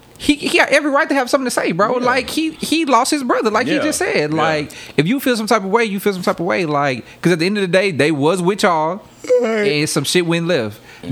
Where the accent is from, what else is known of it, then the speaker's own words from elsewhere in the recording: Houston, Texas, United States; I'm from Houston.